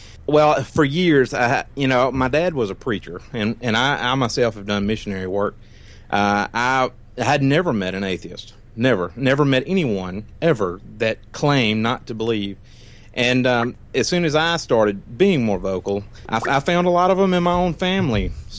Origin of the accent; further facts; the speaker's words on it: Monroe, Louisiana, United States; I'm from Monroe, Louisiana.